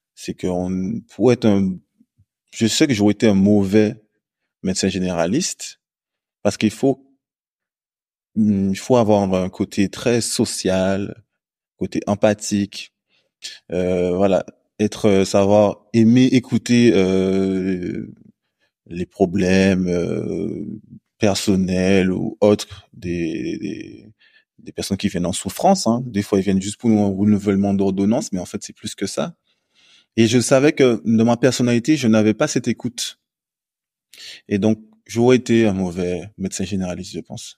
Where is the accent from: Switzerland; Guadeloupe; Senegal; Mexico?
Guadeloupe; also born or lived in Lille, France; now in Martinique; je suis originaire de la Guadeloupe